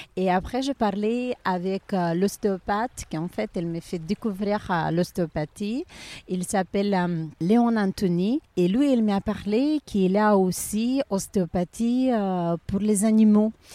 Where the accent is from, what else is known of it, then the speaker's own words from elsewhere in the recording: Ukraine; French is a second language; also born or lived in Pisa, Italy / Saint-Jean-Cap-Ferrat, France; now in Monaco; je suis ukrainienne